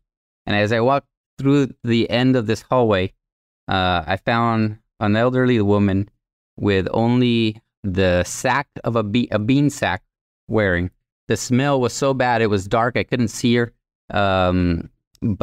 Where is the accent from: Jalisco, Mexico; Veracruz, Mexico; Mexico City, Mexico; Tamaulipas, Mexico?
Tamaulipas, Mexico; first language Spanish; English is a second language; right across the border from Laredo, Texas. So I grew up with 50 brothers and sisters. Spanish was my first language